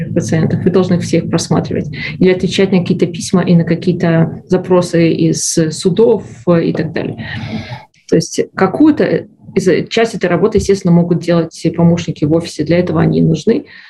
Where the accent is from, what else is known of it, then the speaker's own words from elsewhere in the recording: Belarus; moved away as an adult; now in Canada; Я из Беларуси. Э, была врачом в Беларуси